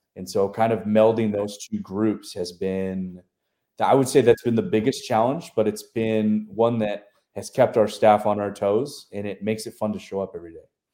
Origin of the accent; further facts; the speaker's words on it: College Station, Texas, United States; moved away as an adult; also born or lived in Tuscaloosa, Alabama / Memphis, Tennessee / West Virginia / Illinois; now in Beaumont, United States; I grew up in College Station, so did a lot of stuff with A and M.